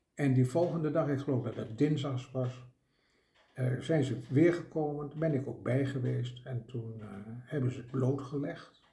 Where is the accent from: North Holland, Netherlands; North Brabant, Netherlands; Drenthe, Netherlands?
Drenthe, Netherlands; accent: Drents; ik ben een Drents